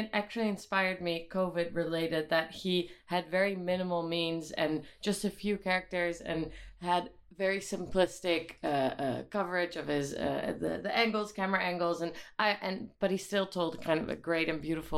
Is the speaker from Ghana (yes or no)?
no; The Hague, South Holland, Netherlands; at a youth theater school in my hometown, The Hague, when I was, I think, 5 or 6